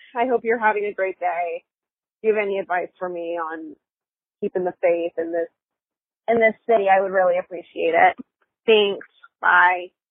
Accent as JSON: {"language": "English", "region": "Tennessee", "country": "United States", "moved": "yes", "lives_now": "Los Angeles, United States", "said": "I don't want to move back to where I'm from. I'm from Tennessee and there's nothing there"}